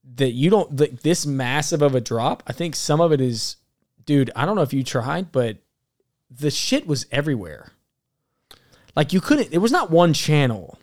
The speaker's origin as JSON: {"language": "English", "region": "Alabama", "country": "United States", "moved": "yes", "said": "I'm from Alabama originally."}